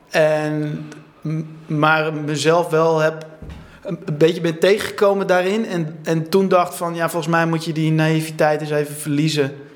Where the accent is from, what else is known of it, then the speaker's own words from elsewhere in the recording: Alkmaar, North Holland, Netherlands; En die, die komen oorspronkelijk uit Alkmaar. Daar ben ik dan ook geboren.